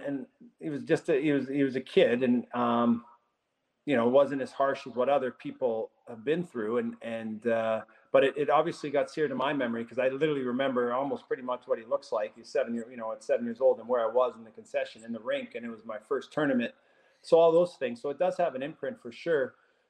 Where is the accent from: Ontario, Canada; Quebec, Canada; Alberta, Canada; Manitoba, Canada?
Alberta, Canada; Edmonton; So growing up in Edmonton and St. Albert there, I had great experiences.